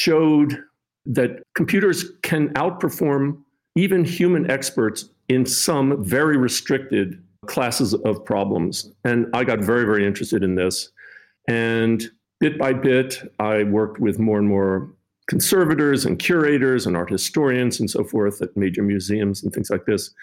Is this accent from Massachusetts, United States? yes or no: no; Chevy Chase, Maryland, United States; I grew up in Chevy Chase outside Washington, D.C.